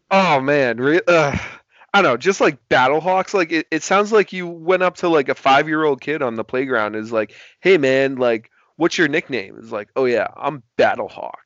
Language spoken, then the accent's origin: English; Boston, Massachusetts, United States; I'm from Boston. I can never root for a New York team ever